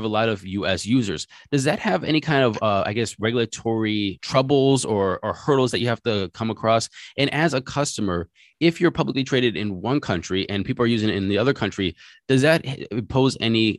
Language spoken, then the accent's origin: English; United States